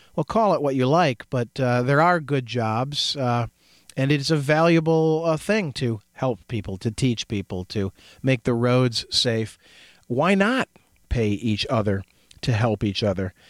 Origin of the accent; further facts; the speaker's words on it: United States; growing up in America